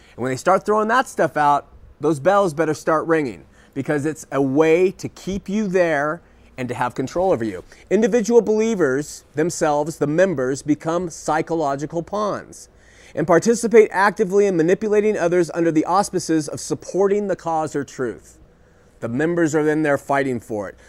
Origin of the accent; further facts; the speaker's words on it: Southern California, United States; I grew up in Southern California